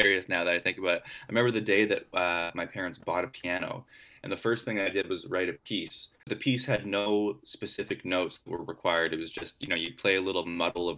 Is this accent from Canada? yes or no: yes; Vancouver, British Columbia, Canada; I grew up in Vancouver